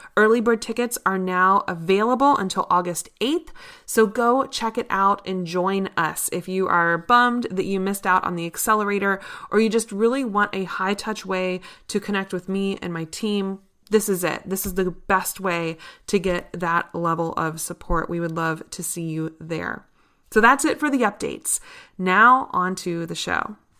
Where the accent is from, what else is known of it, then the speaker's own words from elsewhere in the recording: Richmond, Virginia, United States; here in my hometown of Richmond, Virginia